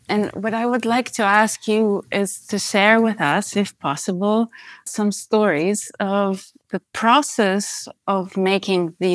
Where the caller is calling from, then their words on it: Amsterdam, North Holland, Netherlands; Hi, yes, I'm phoning in from Amsterdam.